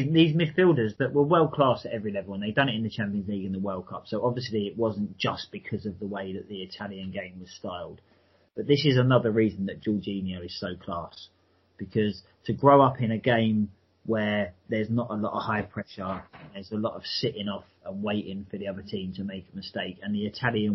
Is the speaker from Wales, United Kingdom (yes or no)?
no; London, United Kingdom; I was born in the London borough of Sutton